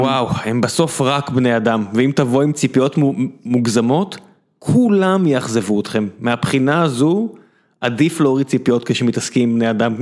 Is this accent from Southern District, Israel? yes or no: yes; Beersheba, Southern District, Israel; וכשאתה גדל בבאר שבע, ו- ורוב האנשים מזרחיים סביבך